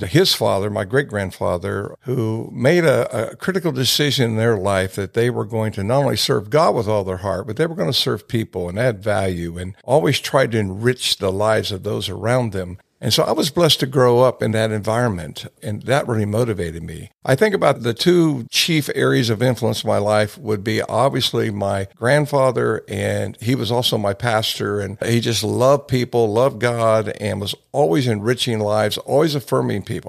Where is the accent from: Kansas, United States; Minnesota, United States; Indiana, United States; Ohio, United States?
Ohio, United States; a boy growing up in Ohio